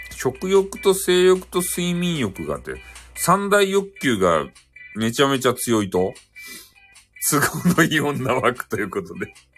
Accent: Fukuoka, Japan; 俺たち福岡民

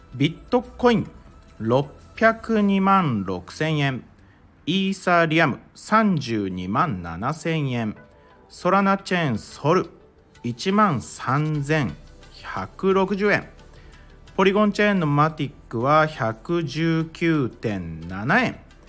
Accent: Mie, Japan; 僕あの三重県出身なんですよ

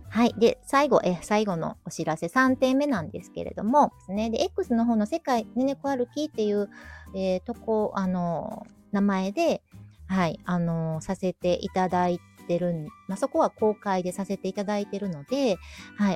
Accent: Kyoto, Japan; もともと地元、京都生まれの京都育ちで、はい、今も京都に住んでて

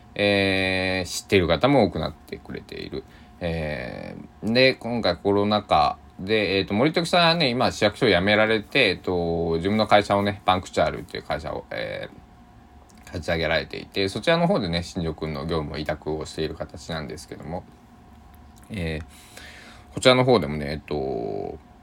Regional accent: Kochi, Japan; 僕の地元の高知県

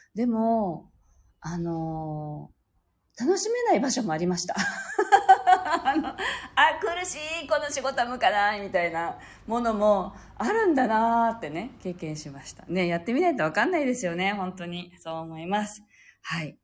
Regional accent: Okinawa, Japan

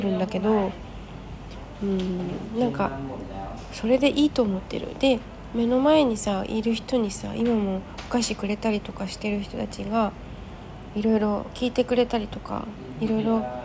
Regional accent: Japan; born or raised there; moved away as an adult; now in Thailand

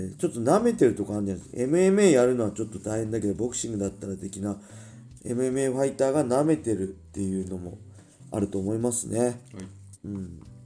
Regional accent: Ibaraki, Japan; born or raised there; accent: Ibaraki dialect

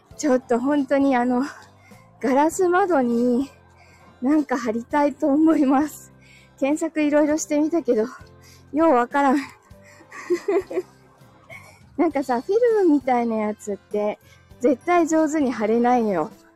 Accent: Chigasaki, Kanagawa, Japan; 子供の頃茅ヶ崎で育ってる

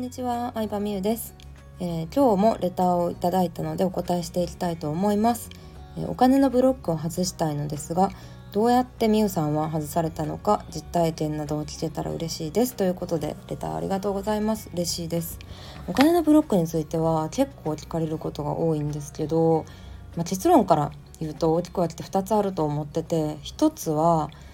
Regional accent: Japan; 日本に生まれ育った

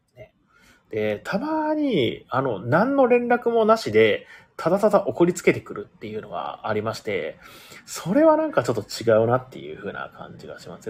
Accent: Ehime, Japan; moved away; 出身が同じ愛媛県だったということなんで

